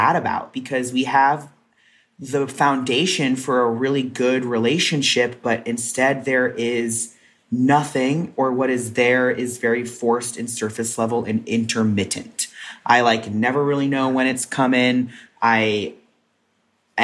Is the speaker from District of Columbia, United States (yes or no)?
no; Texas, United States; growing up in Texas